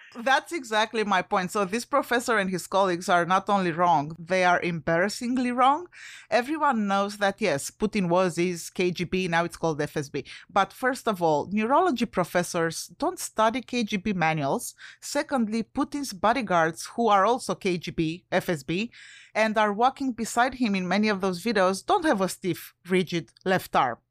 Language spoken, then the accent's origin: English; Romania; English is a second language; moved away; I'm originally from Romania.